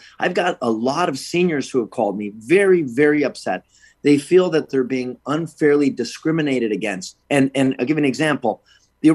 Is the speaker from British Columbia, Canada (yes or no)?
no; Niagara Falls, Ontario, Canada; people said, I thought you're Canadian. And I said, I am Canadian.